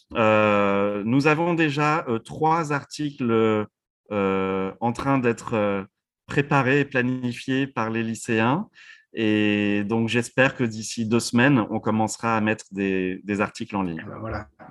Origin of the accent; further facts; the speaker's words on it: France; moved away as an adult; now in United States; en tant que Français ou maintenant vivant aux États-Unis depuis 16 ans